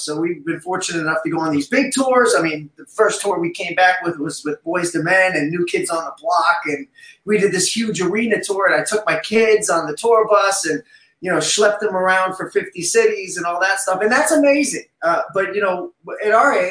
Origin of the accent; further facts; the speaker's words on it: Southeast Ohio, United States; also born or lived in New York; now in Las Vegas, United States; growing up in Southeast Ohio